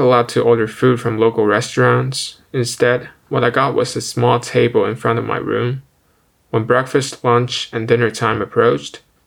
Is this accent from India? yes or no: no; China; moved away as an adult; now in Ottawa, Canada; I'm an international student and I come back home to China every summer